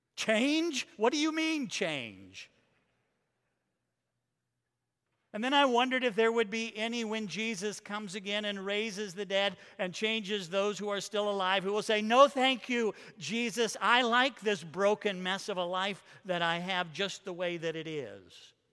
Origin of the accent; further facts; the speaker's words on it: Iowa, United States; The house that I grew up in Iowa, had from our bedroom windows a commanding view of the church's cemetery.